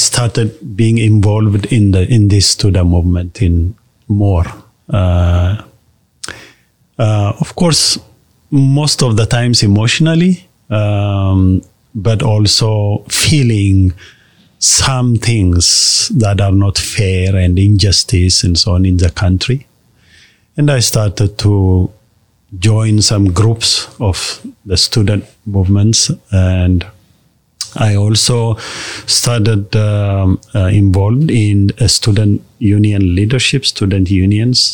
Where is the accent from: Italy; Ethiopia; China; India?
Ethiopia; Addis Ababa; Born in Addis Ababa, it's called the capital city of Ethiopia. I was born there, raised there as a city boy